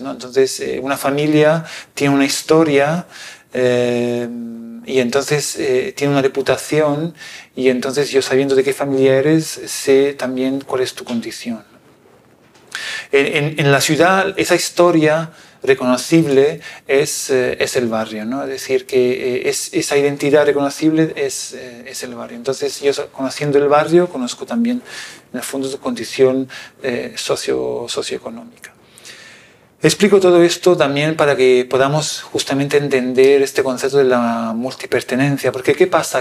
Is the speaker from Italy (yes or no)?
yes; Italy; moved away; un pueblo pequeñito como es el mío que se llama Cornausonio